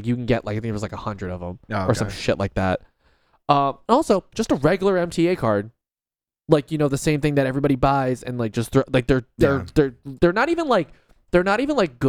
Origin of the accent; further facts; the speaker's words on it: Philadelphia, Pennsylvania, United States; I'm not even from here, dude. I'm actually from Philly. I drove 4 hours to come here for this card, dog.